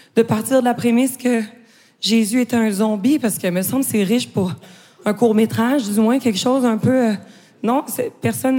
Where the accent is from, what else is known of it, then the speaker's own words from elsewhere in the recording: Quebec, Canada; accent: Québécois; je suis québécoise